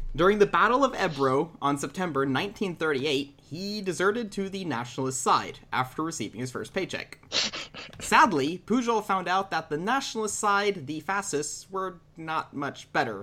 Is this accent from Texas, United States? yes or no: yes; Texas, United States; I'm from Texas